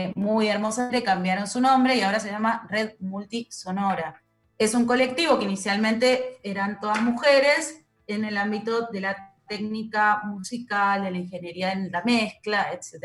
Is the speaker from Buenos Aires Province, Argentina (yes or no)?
yes; western Greater Buenos Aires, Buenos Aires Province, Argentina; moved away as an adult; now in Buenos Aires, Argentina; son del conurbano oeste, que es de donde soy yo.